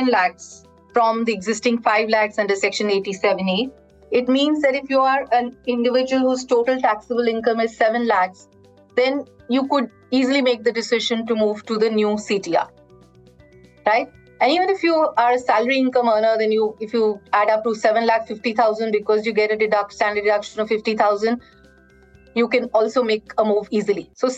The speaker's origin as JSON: {"language": "English", "country": "India", "said": "I think as an Indian, very proud with how the budget has been handled. And as a student of the Indian economy"}